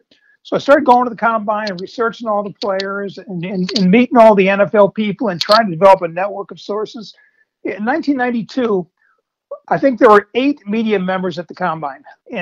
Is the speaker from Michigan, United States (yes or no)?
yes; Detroit, Michigan, United States; growing up in Detroit